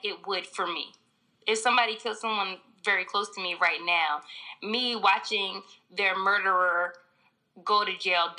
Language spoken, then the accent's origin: English; Philadelphia, Pennsylvania, United States; I'm from West Oak Lane, so okay. It's like uptown.